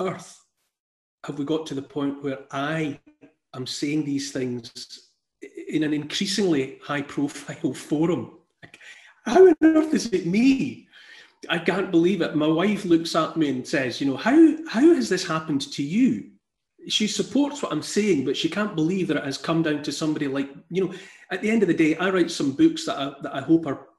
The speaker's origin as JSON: {"language": "English", "region": "Scotland", "country": "United Kingdom", "tie": "born or raised there", "said": "born in Scotland, proud of Scotland. I'm proud of my accent"}